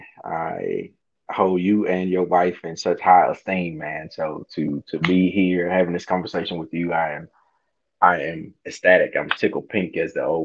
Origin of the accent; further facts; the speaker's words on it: Hazlehurst, Mississippi, United States; born and raised in Hazelhurst, Mississippi